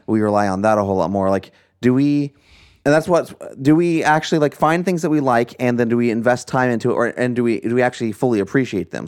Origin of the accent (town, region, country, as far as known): United States; born or raised there